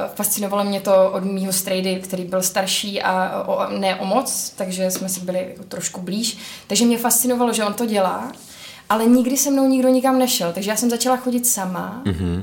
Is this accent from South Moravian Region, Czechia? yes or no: yes; Brno, South Moravian Region, Czechia; my v Brně máme dům, my, protože já jsem z Brna